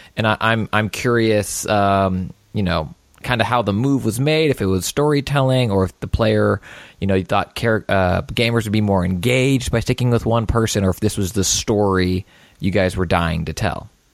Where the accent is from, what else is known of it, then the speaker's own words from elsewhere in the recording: Houston, Texas, United States; I'm from Houston